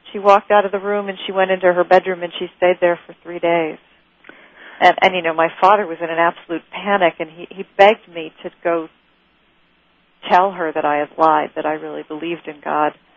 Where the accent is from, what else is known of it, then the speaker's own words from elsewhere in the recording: Rochester, New York, United States; I grew up in Rochester